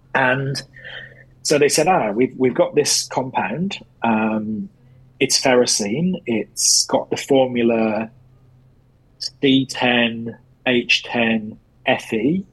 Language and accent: English; England, United Kingdom; being English and being a football supporter